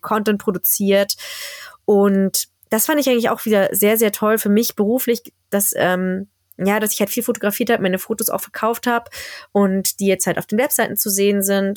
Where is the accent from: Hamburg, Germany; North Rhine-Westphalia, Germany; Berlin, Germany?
Berlin, Germany; now in Skellefteå, Sweden; habe denen meine Heimat gezeigt, habe denen Berlin gezeigt